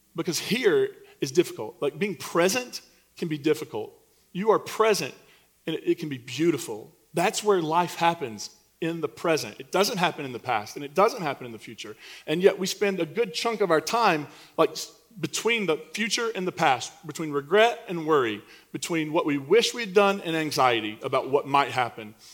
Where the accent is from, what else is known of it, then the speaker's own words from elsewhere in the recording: Eastern Kentucky, United States; moved away; I'm from Eastern Kentucky, and coal put me through college.